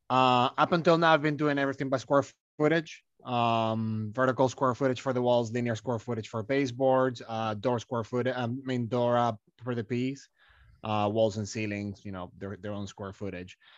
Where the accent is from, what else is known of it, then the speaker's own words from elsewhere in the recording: Malaga, Andalusia, Spain; moved away as an adult; I'm from Malaga